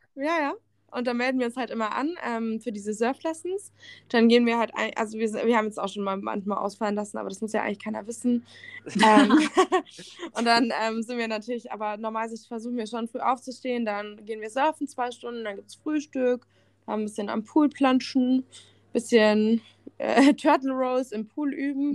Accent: Germany; bei uns in Deutschland

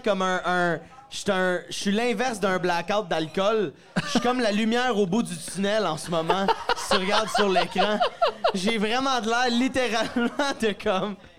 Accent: Sainte-Thérèse, Quebec, Canada; moved away as an adult; now in Montreal, Canada; Je viens, de Sainte-Thérèse, sur la rive nord de Montréal, mais j'habite Montréal depuis une couple d'années

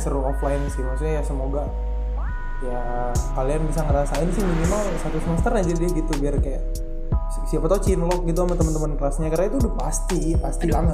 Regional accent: Medan, North Sumatra, Indonesia; now in Bali, Indonesia; aku dari Medan

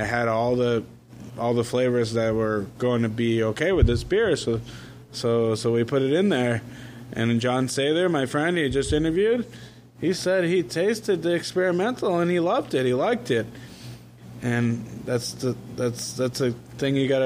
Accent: Plymouth, Massachusetts, United States; now in Central Florida, United States; I'm from Massachusetts

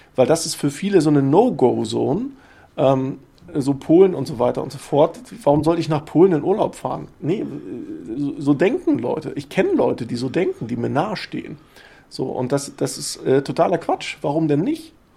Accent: Rostock, Mecklenburg-Vorpommern, Germany; als Ostdeutscher, der äh, in Rostock geboren ist

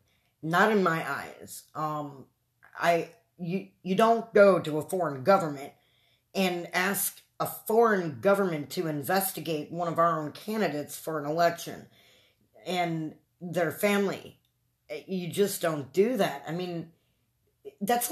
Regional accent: United States; we as the American people

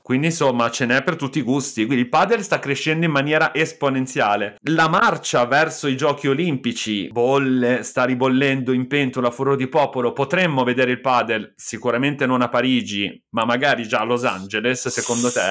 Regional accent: Milan, Lombardy, Italy; io e Nicolò siamo di Milano

